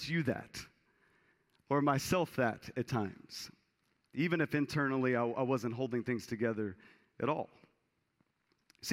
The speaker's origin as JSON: {"language": "English", "region": "Texas", "country": "United States", "tie": "born or raised there", "said": "I was a kid growing up in Texas, and my family had some land out in East Texas"}